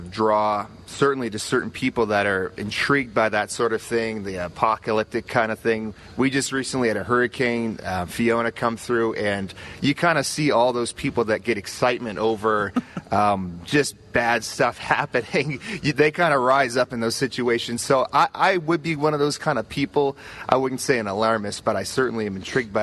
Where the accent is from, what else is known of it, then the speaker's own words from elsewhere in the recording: Halifax, Nova Scotia, Canada; I'm from Nova Scotia, Canada, Halifax